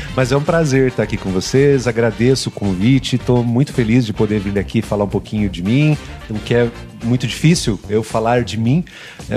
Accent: Cascavel, Paraná, Brazil; Então eu nasci em Cascavel, né? sou cascavelense, sou aqui, daqui de pertinho

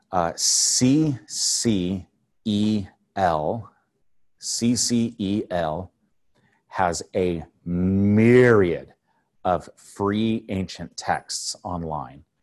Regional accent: Temecula, California, United States; also born or lived in Corona / Riverside / Los Angeles / Kentucky; Yeah, I was born in Corona. Uh, grew up sort of in the Temecula area.

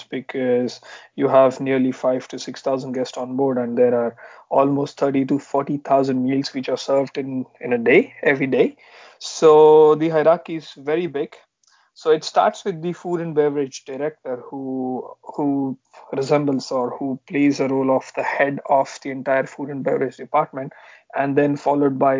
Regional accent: Pune, Maharashtra, India; moved away as an adult; also born or lived in London; I'm basically from Pune, which is close to Mumbai in India.

